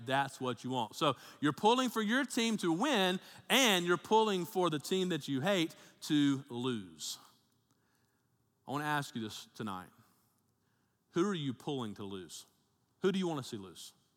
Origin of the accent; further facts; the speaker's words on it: Birmingham, Alabama, United States; also born or lived in Tennessee; my family's all from Tennessee, but I grew up in Alabama 'cause my dad was a pastor down there, and we moved down to, uh, Birmingham, uh, area when I was in, uh, third grade, eight years old.